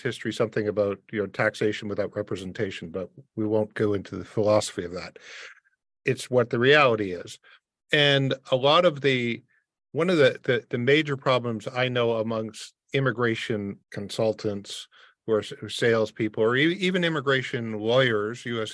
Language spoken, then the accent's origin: English; Windsor, Ontario, Canada; I grew up in a border city. I grew up in Windsor across from Detroit